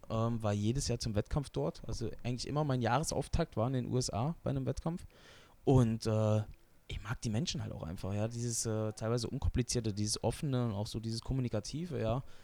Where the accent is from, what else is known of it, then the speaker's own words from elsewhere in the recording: Wetzlar, Hesse, Germany; Ja, Wetzlar ist meine Heimat. Da bin ich einfach groß geworden.